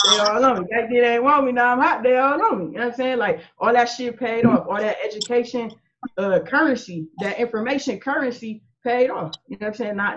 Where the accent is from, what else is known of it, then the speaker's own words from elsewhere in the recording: Akron, Ohio, United States; I grew up in Akron. I was actually born and raised in Akron